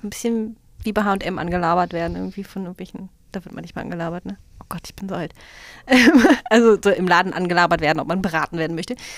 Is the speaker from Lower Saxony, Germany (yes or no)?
yes; Hanover, Lower Saxony, Germany; als Hannoveranerin